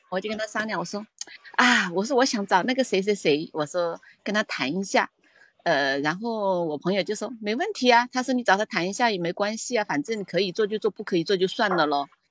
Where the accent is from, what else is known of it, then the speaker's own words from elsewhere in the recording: Hong Kong; 我来自，呃，我来自香港